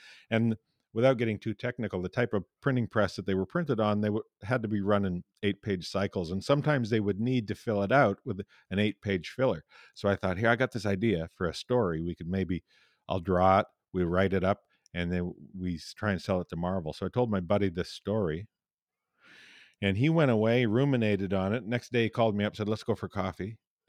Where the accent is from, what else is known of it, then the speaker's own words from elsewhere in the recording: Tisdale, Saskatchewan, Canada; my hometown. I don't know how proud they are, but...